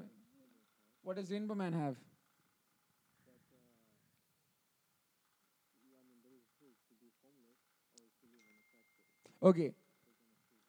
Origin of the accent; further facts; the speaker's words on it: Mumbai, Maharashtra, India; now in United States; All my life, I grew up in Bombay.